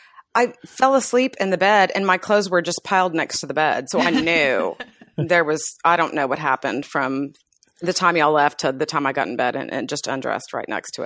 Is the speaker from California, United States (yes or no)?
no; Dallas, Texas, United States; also born or lived in Kansas / Florida; I'm born and raised in Dallas. I did live in Kansas for a year, in Florida for a year and a half, which were both tragic.